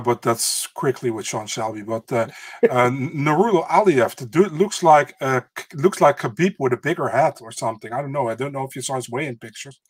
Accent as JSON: {"language": "English", "country": "Netherlands", "said": "I'm from the Netherlands."}